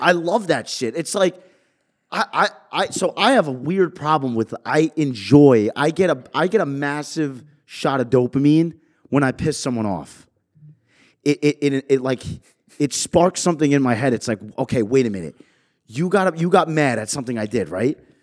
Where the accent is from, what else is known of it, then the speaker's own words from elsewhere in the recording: New York, United States; also born or lived in Jersey Shore, New Jersey; now in New Jersey, United States; I'm from New York